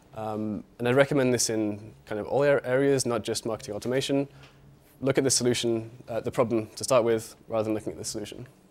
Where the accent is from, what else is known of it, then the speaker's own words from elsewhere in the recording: United Kingdom; moved away as an adult; now in Berlin, Germany; I'm from the U K, as you can tell from my accent